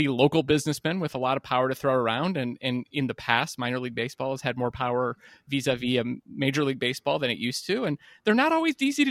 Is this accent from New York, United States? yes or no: no; West Virginia, United States; I'm from West Virginia that has a couple of Appalachian teams